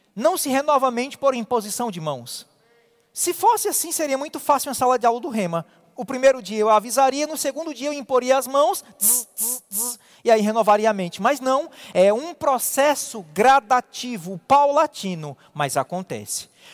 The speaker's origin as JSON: {"language": "Portuguese", "region": "Ceará", "country": "Brazil", "said": "como cearense"}